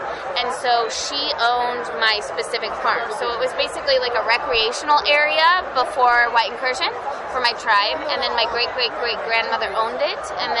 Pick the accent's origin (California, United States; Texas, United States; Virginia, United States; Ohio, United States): California, United States; Wailaki; basically I'm Wailaki. I'm Native American, And so my tribe was indigenous to Humboldt County, specifically the area where my farm is located, prior to like the 1860s